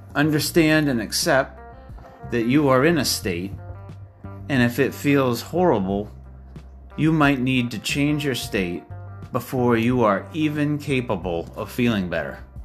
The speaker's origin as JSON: {"language": "English", "region": "Maine", "country": "United States", "tie": "born or raised there", "said": "my home state of Maine"}